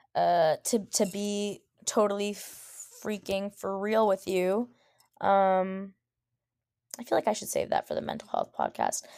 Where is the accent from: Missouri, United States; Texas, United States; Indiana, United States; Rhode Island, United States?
Rhode Island, United States; as a person who has was born and raised in Rhode Island